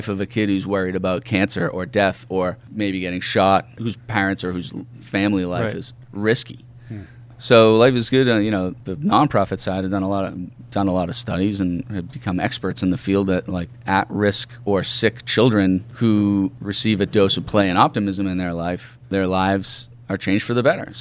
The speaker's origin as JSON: {"language": "English", "town": "Braintree", "region": "Massachusetts", "country": "United States", "tie": "born or raised there", "said": "I grew up in Braintree"}